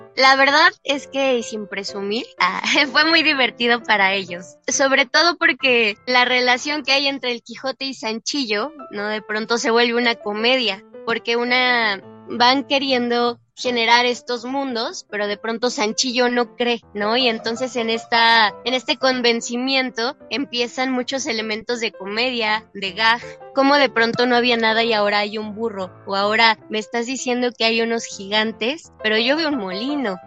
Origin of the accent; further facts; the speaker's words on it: Mexico; somos dos niñas mexicanas queriendo ser españolas